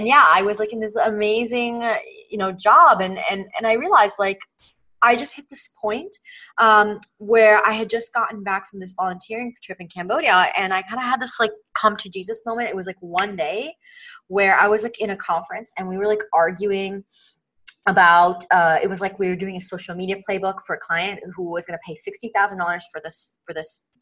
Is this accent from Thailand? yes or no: no; Italy; moved away; also born or lived in New York City, United States; I'm originally from Italy. I immigrated to the States when I was younger